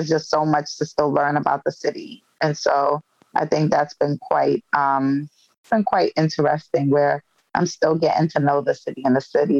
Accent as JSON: {"language": "English", "town": "Brooklyn", "region": "New York", "country": "United States", "said": "A hidden talent that I have is I could jump double dutch, because I'm from Brooklyn, New York, and Brooklyn girls know how to jump rope."}